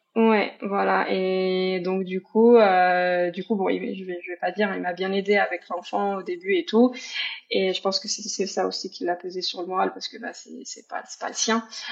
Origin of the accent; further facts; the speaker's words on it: Paris region, Île-de-France, France; moved away as an adult; also born or lived in Mayenne, France; now in Canada; je suis pas de la Mayenne, je viens de région parisienne à la base